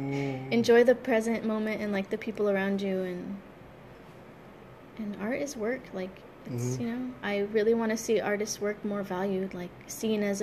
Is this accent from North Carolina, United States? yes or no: no; Highway City, California, United States; growing up in Highway City